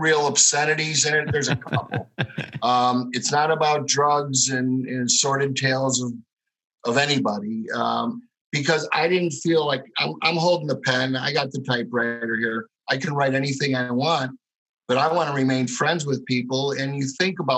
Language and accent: English; Chicago, Illinois, United States; moved away; also born or lived in Arizona; I'm a schmuck from Chicago and I didn't have a dime